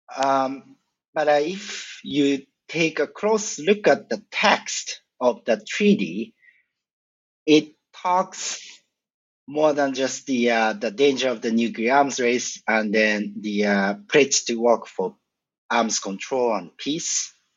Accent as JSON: {"language": "English", "region": "a suburb of Tokyo", "country": "Japan", "tie": "born or raised there", "moved": "as an adult"}